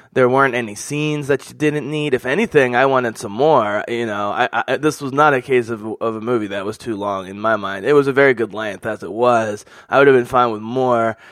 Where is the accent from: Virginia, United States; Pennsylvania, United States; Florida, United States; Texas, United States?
Pennsylvania, United States; Philadelphia; I'm from Philly